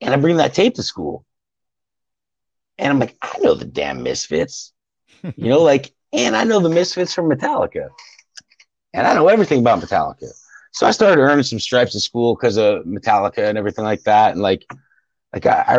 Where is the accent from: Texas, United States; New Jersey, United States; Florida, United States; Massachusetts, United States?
New Jersey, United States; Westwood; moved away as an adult; now in Tennessee, United States; I grew up in Westwood, New Jersey.